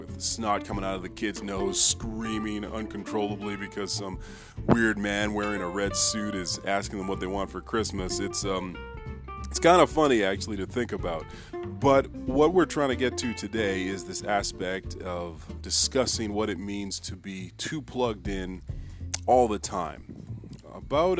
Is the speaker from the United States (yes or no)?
no; Canada; as a Canadian kid